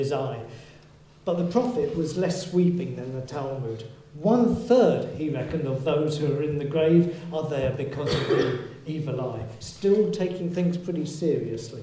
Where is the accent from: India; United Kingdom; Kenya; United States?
United Kingdom; Yorkshire and the Humber; you can tell I come from Yorkshire